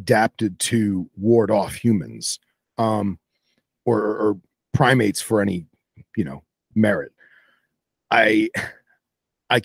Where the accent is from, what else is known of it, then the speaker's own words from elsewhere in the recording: Florida, United States; also born or lived in New Jersey; I moved here when I was very young